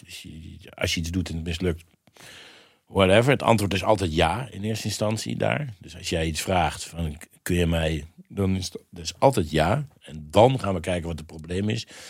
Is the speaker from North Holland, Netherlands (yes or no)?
no; Mierlo, North Brabant, Netherlands; ik kom uit Brabant